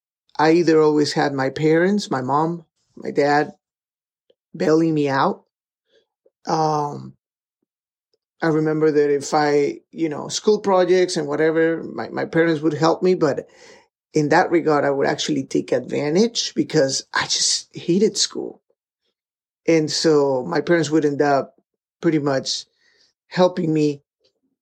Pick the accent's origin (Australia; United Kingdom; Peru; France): Peru; moved away; I grew up in Peru, and my dad was a faculty, was part of the seminary department out there in the Peruvian university